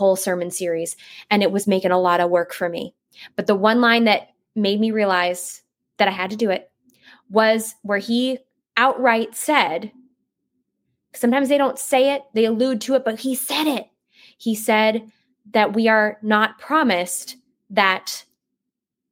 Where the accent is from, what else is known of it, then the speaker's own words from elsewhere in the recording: Northeast, United States; I'm from the Northeast. I'm not from the Southeast